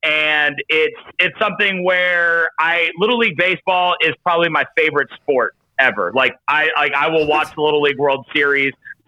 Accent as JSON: {"language": "English", "region": "North Carolina", "country": "United States", "said": "I'm from North Carolina."}